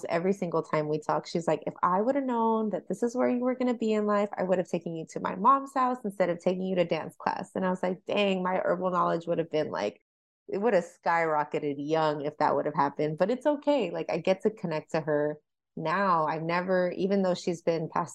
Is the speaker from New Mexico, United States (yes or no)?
no; California, United States; now in Oklahoma, United States; I'm from California and I made the decision to move to Oklahoma in a split second